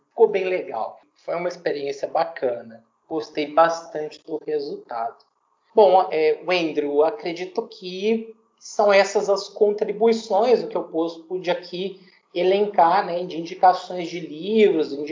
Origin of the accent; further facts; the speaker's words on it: Divinópolis, Minas Gerais, Brazil; born there; sou mineiro da região do Centro-Oeste, nascido em Divinópolis